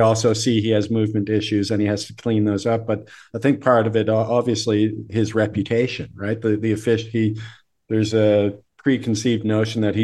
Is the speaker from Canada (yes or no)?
yes; Canada; I'm Canadian